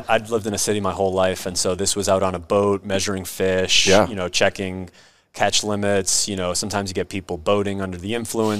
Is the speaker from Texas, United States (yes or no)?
no; Boston, Massachusetts, United States; moved away as an adult; also born or lived in Philadelphia; Boston, born and raised.